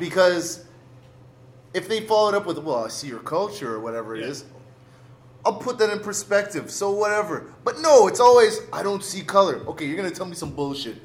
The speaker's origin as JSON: {"language": "English", "town": "Mississauga", "region": "Ontario", "country": "Canada", "said": "we're from a school uh, in, in, in Canada, in Toronto, in, in Mississauga"}